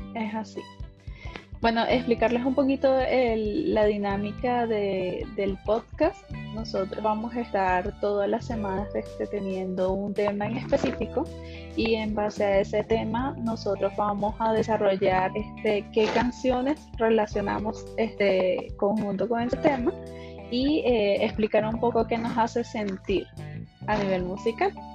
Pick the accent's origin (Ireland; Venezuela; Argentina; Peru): Venezuela; now in Chile; yo me encuentro en Chile. Eh, las dos somos venezolanas